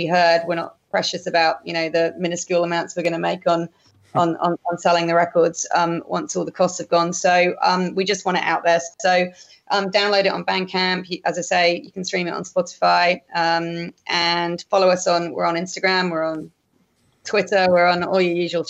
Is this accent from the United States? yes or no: no; England, United Kingdom; also born or lived in Northern Beaches, Sydney; now in Sydney, Australia; as an English person